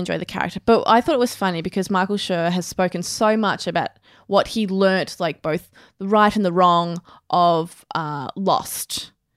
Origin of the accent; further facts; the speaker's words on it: Australia; someone who is an Australian